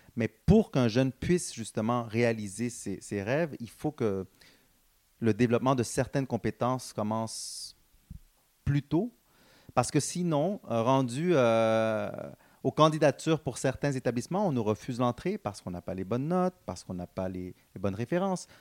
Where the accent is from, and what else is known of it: Montreal, Quebec, Canada; born or raised there; also born or lived in Guatemala / Dallas, Texas